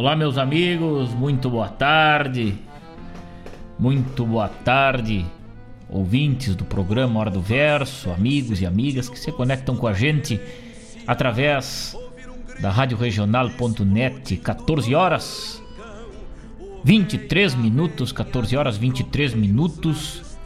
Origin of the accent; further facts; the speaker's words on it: Rosário do Sul, Rio Grande do Sul, Brazil; minha terra natal, Rosário do Sul